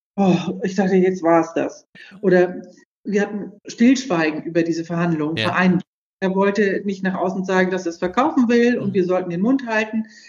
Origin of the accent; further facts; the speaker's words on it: Büdelsdorf, Schleswig-Holstein, Germany; ich bin in Büdelsdorf groß geworden